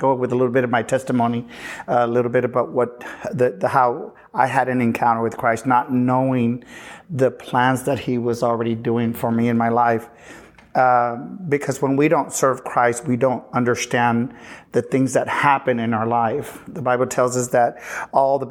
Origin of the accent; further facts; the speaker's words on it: Uvalde, Texas, United States; moved away; also born or lived in Houston, Texas; I'm originally from Uvalde